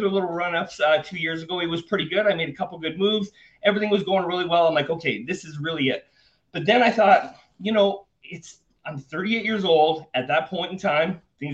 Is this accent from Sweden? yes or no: no; Canada; moved away as an adult; now in Panama; I was born and raised in Canada. I'm currently living in Panama